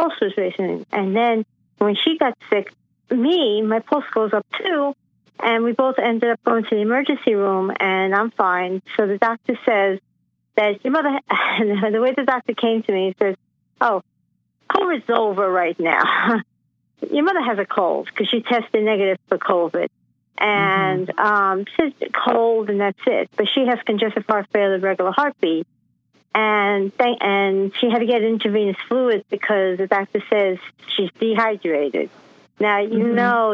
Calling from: New York City, New York, United States; I'm calling from Queens, New York.

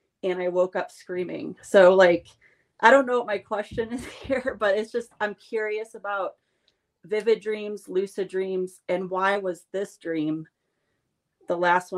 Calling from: Colorado, United States; I'm in Colorado tonight.

